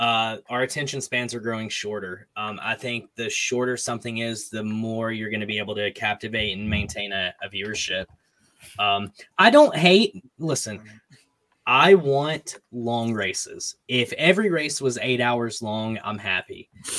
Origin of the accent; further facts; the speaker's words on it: Northeast Tennessee, United States; I'm from Northeast Tennessee. Like, we have grueling hot summers.